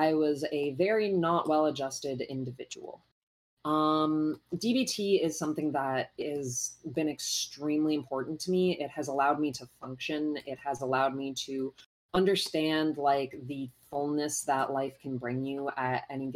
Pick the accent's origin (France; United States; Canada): Canada; I'm Canadian